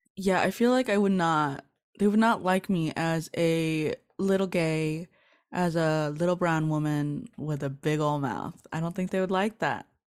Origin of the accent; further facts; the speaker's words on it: Los Angeles, California, United States; I'm from East L A, which is more of the hood, Southeast L